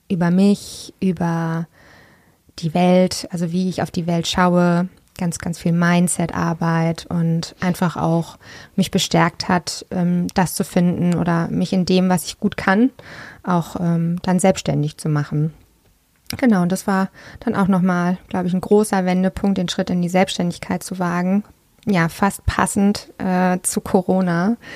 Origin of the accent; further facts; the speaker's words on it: Freiburg, Baden-Württemberg, Germany; Freiburg. Da bin ich aufgewachsen und das ist ein wunder, wunderschönes Tal. Das hat mich sehr geprägt. Ich bin auf dem Bauernhof aufgewachsen